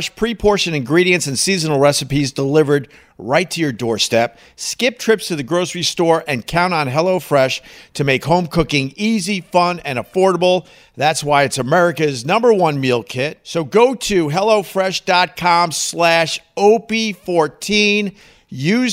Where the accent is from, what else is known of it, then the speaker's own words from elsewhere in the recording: Long Island, New York, United States; being born and raised on Long Island